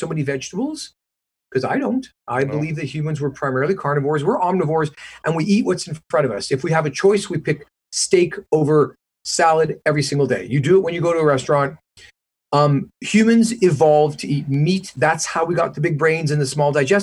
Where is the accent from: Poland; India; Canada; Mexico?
Canada; moved away as an adult; also born or lived in Detroit, United States / Vancouver, British Columbia; now in Manhattan Beach, United States; when I grew up in Canada.